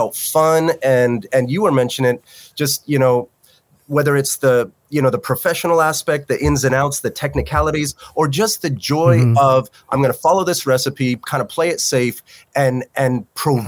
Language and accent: English; Newport, Rhode Island, United States; I grew up in the Newport, Rhode Island